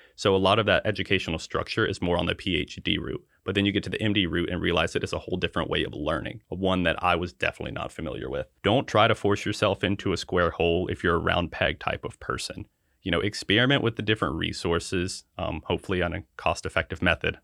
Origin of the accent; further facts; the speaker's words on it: Hickory, North Carolina, United States; I was born and raised in Hickory, North Carolina, which is kind of right at the halfway point between Charlotte and Asheville.